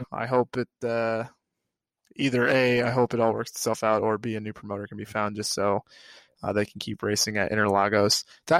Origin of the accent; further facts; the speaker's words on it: United States; me as a American with my, one would say, ridiculous accent